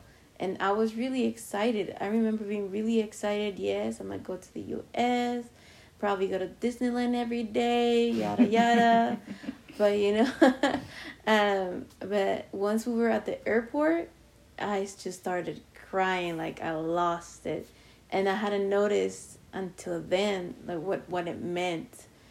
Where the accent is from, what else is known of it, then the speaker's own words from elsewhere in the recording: Argentina; now in United States; So most of my coworkers actually don't even know that I'm from Argentina until I start speaking in Spanish